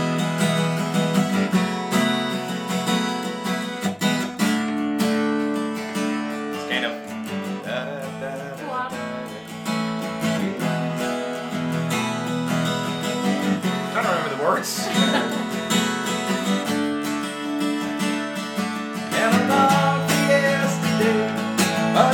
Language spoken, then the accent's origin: English; Ardmore, Ireland; when I was growing up in Ardmore in my early teens, I was about 13, 14